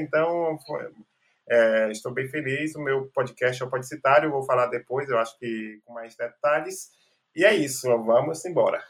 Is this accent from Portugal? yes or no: no; Salvador, Bahia, Brazil; Eu sou nascido e criado aqui em Salvador, então nunca morei em nenhuma outra parte